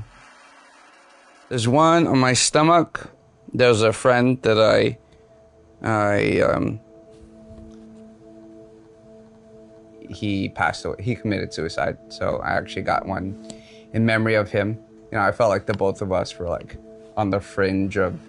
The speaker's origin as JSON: {"language": "English", "area": "Oahu", "region": "Hawaii", "country": "United States", "tie": "born or raised there", "said": "I grew up here on Oahu."}